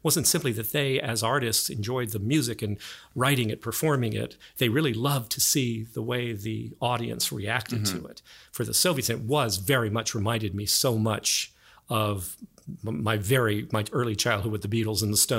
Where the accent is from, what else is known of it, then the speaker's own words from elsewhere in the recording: Texas, United States; what I grew up with in Tex-Mex culture